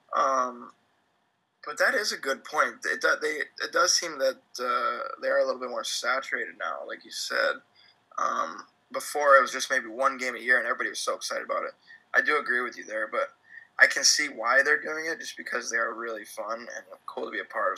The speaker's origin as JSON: {"language": "English", "region": "California", "country": "United States", "also_born_or_lived": "Glens Falls, New York", "moved": "as an adult", "said": "I am from California"}